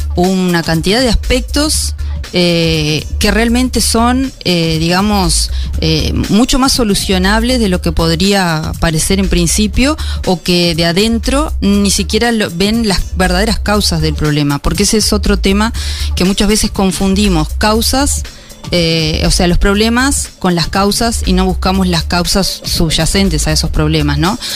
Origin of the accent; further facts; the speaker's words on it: Rosario, Colonia, Uruguay; moved away as an adult; also born or lived in Montevideo; yo soy de Rosario, eh, estuve muchos años en Montevideo porque me fui a, estudiar.